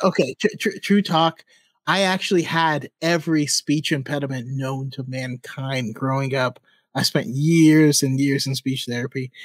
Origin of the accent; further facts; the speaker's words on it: Sacramento, California, United States; I say hella because I'm from Northern California and Sacramento area